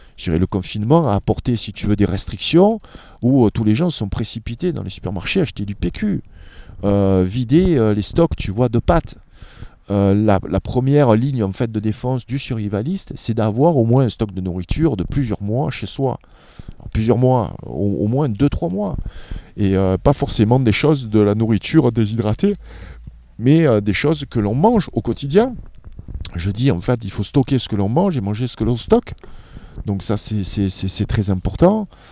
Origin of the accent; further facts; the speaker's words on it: France; En tant que Français